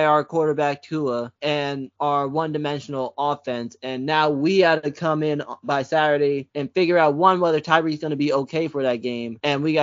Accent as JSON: {"language": "English", "town": "West Palm Beach", "region": "Florida", "country": "United States", "said": "I'm not from Miami, but I'm from West Palm Beach, which is like an hour away from Miami."}